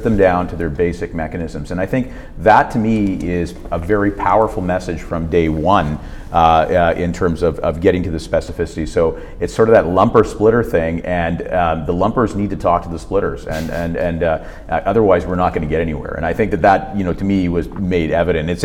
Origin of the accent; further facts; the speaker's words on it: Canada; I come from Canada